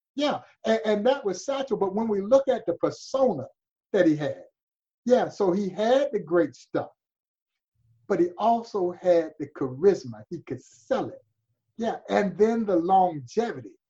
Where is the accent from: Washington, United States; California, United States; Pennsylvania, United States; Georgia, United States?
Georgia, United States; Crawfordville; moved away as an adult; also born or lived in Kansas City area, Missouri; now in Kansas City, United States; I've lived in this part of the country longer than I did my my roots growing up in Georgia because I left Georgia when I was 18 years old and never went back home